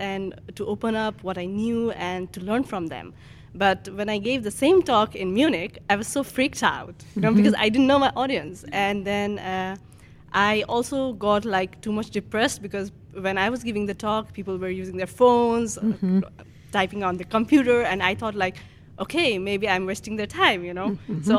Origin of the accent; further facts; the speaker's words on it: Nepal; English is a second language; I gave a talk in Nepal, which is my home country, and I knew people there.